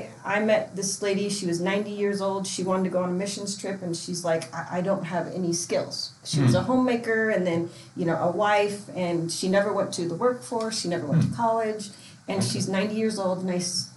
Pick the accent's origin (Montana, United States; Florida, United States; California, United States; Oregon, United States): Oregon, United States; Portland; also born or lived in Vietnam; I was born in Vietnam, so I came out here on Operation Baby Lift in 1975, and I was adopted in Portland